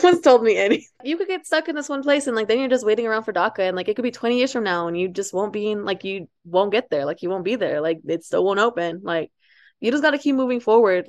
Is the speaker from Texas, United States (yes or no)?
yes; Amarillo, Texas, United States; also born or lived in Ciudad Juarez, Chihuahua, Mexico; I, like, went to high school and some of middle school here in Amarillo, which is where I'm at right now